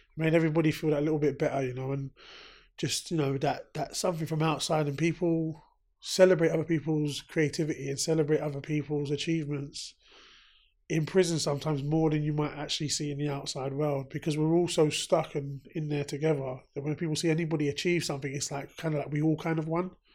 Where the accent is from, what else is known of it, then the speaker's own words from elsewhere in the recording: London, United Kingdom; I grew up in South London. Grew up in the Brixton area. Lived in Brixton area my whole life